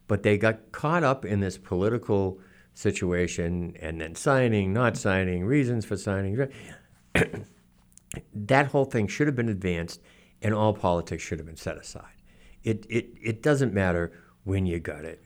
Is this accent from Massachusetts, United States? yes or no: yes; Norton, Massachusetts, United States; I grew up in Norton in the 1960s.